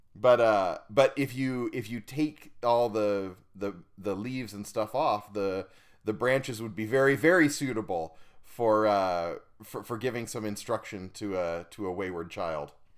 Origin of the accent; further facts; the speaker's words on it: Estonia; moved away; I grew up in Estonia in northeastern Europe